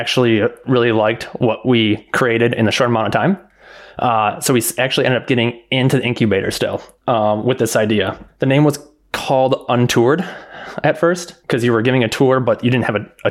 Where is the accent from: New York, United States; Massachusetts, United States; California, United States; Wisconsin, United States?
Wisconsin, United States; Milwaukee; now in Chicago, United States; I'm currently living in Chicago, Illinois. Originally from Milwaukee, Wisconsin